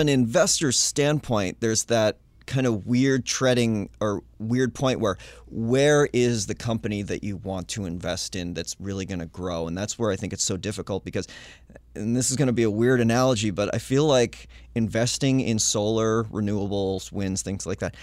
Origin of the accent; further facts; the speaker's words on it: Littleton, New Hampshire, United States; my hometown. There's a little microbrewing hometown of Littleton, New Hampshire